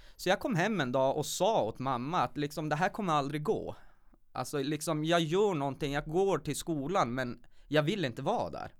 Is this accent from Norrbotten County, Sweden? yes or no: yes; Kiruna, Norrbotten County, Sweden; född och uppvuxen här i Kiruna